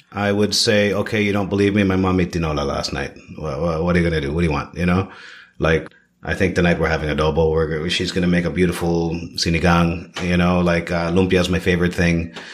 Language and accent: English; Toronto, Ontario, Canada; also born or lived in Philippines; now in Siargao, Philippines; My family immigrated to Canada when I was four years old. Okay? I grew up in Toronto